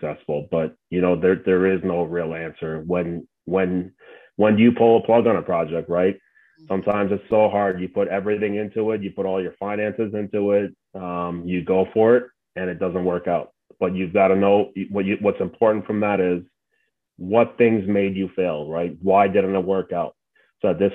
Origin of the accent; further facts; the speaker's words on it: New Jersey, United States; growing up in New Jersey and being a Mets fan my whole life